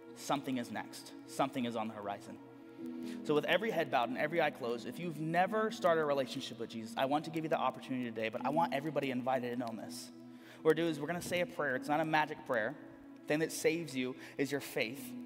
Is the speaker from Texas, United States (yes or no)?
yes; Corpus Christi, Texas, United States; also born or lived in San Antonio; We're from Corpus